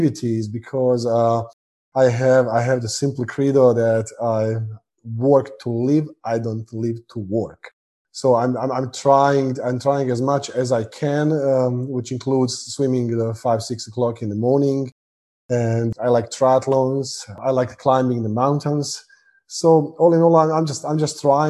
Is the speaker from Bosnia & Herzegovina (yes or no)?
yes; Bosnia & Herzegovina; also born or lived in Croatia / Sarajevo; I was born in Croatia, raised in Bosnia.